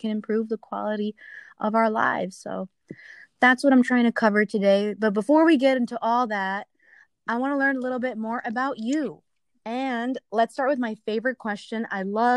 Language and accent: English; New York, United States; growing up in New York